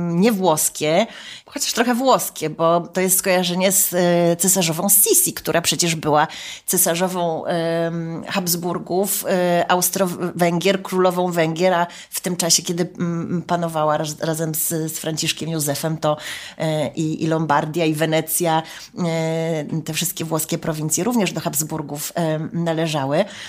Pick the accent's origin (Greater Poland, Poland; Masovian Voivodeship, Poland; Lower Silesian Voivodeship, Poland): Masovian Voivodeship, Poland; Warsaw; Ja jestem warszawianką z urodzenia i, i, mieszkam w Warszawie